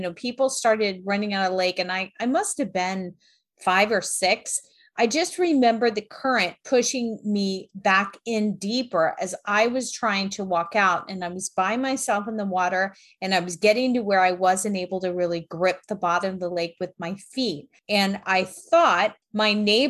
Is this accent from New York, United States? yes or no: no; South Florida, United States; when I was little and I grew up in South Florida